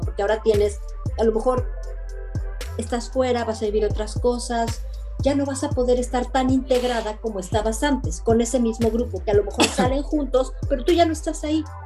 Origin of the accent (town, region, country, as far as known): Mexico; born or raised there; moved away as an adult; now in Belgium